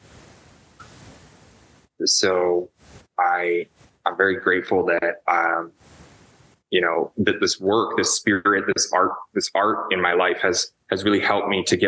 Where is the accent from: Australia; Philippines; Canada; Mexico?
Canada; Toronto, Ontario; I grew up in Toronto, the city of Toronto